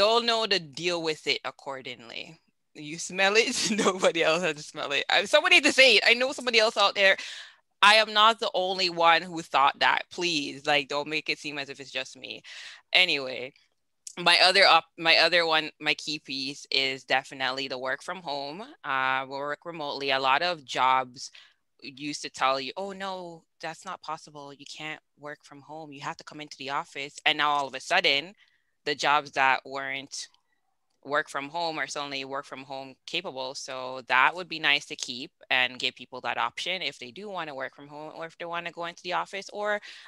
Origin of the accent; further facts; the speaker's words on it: Jamaica; moved away; I'm raised Jamaican